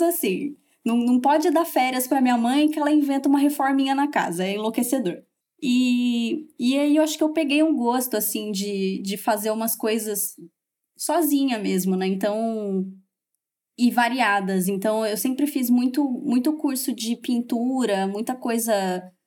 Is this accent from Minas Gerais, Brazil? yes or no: no; Campinas, São Paulo, Brazil; also born or lived in Valinhos; eu sou de Campinas, morava em Valinhos